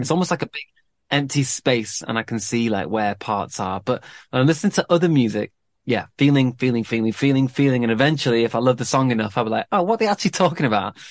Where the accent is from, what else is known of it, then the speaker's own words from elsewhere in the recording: Manchester, North West England, United Kingdom; growing up in Manchester